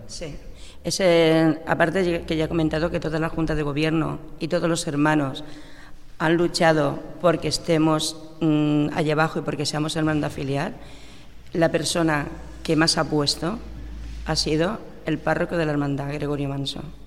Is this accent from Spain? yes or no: yes; Castilla-La Mancha, Spain; now in Cornellà, Spain; yo soy manchega